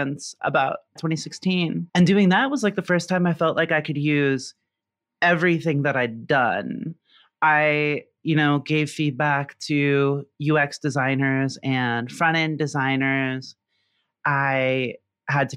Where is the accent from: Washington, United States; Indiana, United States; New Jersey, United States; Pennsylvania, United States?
Indiana, United States; a suburb of Indianapolis, United States; moved away as an adult; now in Memphis, United States; I am originally from Indiana, grew up in a suburb of Indianapolis and graduated from Ball State University. So I'm a Midwestern kid through and through